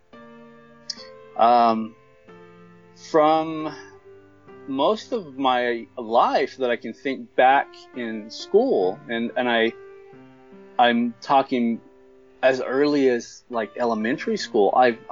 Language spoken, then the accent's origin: English; Apple Valley, California, United States; I'm 42 years old, and I'm from Apple Valley, California